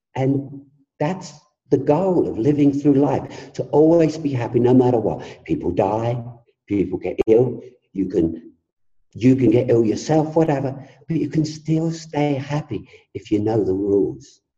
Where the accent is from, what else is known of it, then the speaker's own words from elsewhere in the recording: England, United Kingdom; I come from England